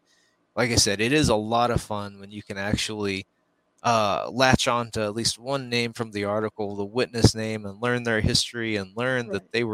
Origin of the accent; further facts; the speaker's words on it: Roswell, New Mexico, United States; I'm from Roswell